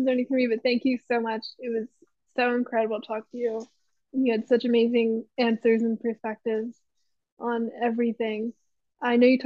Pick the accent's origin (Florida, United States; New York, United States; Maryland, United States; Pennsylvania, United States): Pennsylvania, United States; moved away as an adult; now in Los Angeles, United States; So I was up from Pennsylvania.